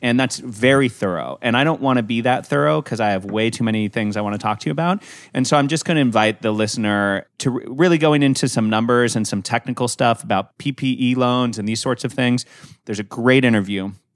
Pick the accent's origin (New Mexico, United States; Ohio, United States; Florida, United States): New Mexico, United States; Santa Fe; I was born and raised in Santa Fe